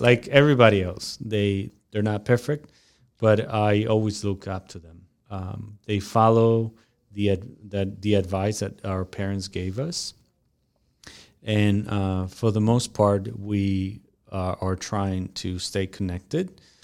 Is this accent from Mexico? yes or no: yes; Mexico; moved away as an adult; now in United States; when I moved from Mexico to United States